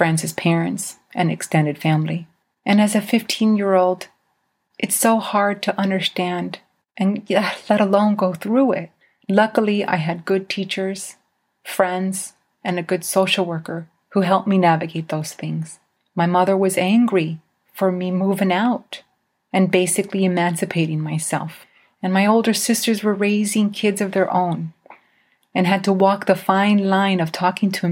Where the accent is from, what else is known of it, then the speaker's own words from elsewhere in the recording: Idaho, United States; As a Mexican growing up in Idaho, there were a lot of times I was treated as a second-class citizen.